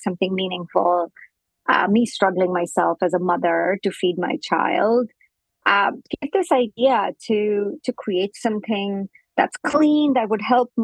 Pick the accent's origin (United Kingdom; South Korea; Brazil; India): India; moved away as an adult; also born or lived in United States; now in Canada; I grew up in India